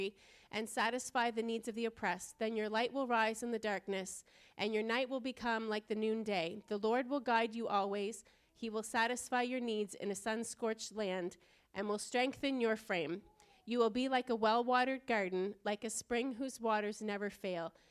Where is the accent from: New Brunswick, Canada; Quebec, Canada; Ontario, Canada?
New Brunswick, Canada; Fredericton; We were born and raised in Fredericton. We have never left home except to vacation.